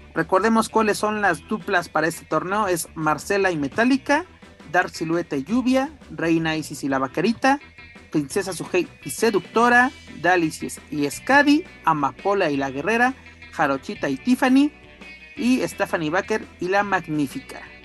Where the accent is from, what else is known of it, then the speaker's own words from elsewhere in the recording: Querétaro, Mexico; soy un cavernícola queretano